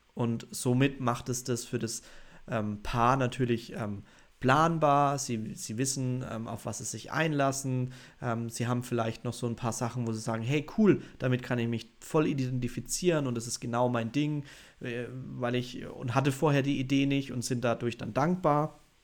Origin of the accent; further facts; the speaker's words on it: Bavaria, Germany; bei uns in Bayern sind die jünger